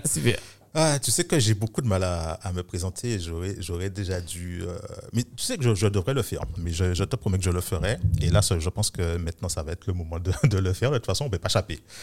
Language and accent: French; Guadeloupe; moved away as an adult; also born or lived in Paris, France; tout le système scolaire, je l'ai fait ici